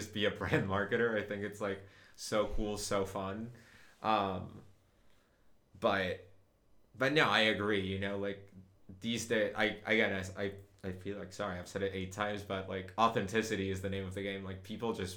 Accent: Uruguay; moved away as an adult; now in United States; I grew up in Uruguay, like spent like all of my adolescence, like from 0 to age 19 there

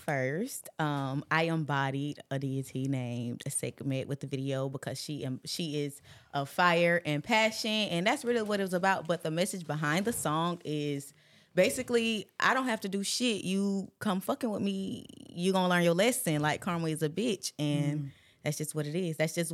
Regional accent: Palatka, Florida, United States; No, I'm not from Jacksonville. I'm from Palatka, Florida.

